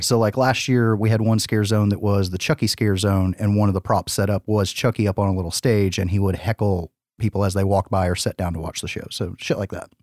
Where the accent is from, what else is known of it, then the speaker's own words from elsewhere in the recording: the South, United States; we're from the South